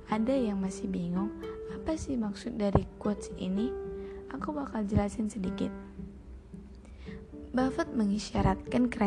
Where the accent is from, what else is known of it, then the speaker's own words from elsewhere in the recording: Medan, North Sumatra, Indonesia; Asalku dari Medan, Sumatera Utara.